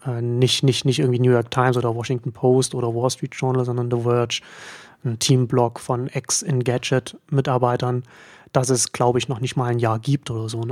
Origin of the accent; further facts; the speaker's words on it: Germany; als Deutscher